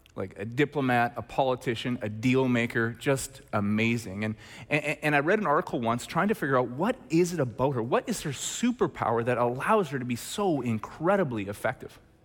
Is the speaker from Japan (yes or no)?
no; Red Deer, Alberta, Canada; when I was in grade eleven, growing up in Red Deer, Alberta